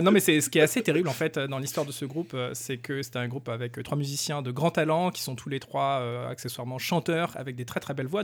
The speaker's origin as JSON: {"language": "French", "country": "France", "said": "je suis un Français."}